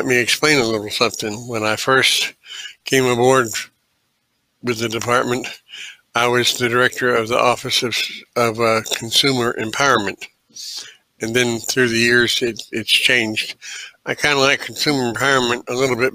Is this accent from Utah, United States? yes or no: no; Birmingham, Alabama, United States; also born or lived in Dayton, Ohio; I'm originally from Dayton, Ohio. We moved to Birmingham in 1972, when I was 4 years old